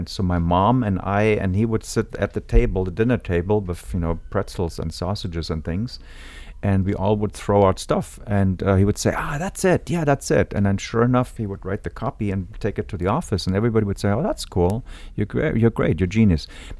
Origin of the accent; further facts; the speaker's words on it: Munich, Bavaria, Germany; moved away; I grew up in Munich, Germany